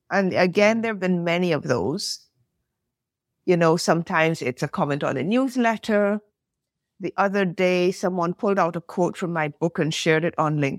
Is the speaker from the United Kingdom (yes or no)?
yes; United Kingdom; i am British Barbadian. I don't live in the US. I have cousins. I have a sister in the US.